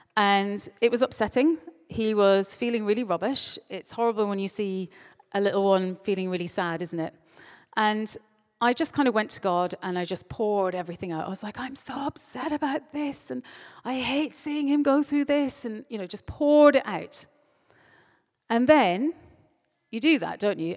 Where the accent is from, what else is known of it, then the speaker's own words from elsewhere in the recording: Ireland; moved away; I'm Irish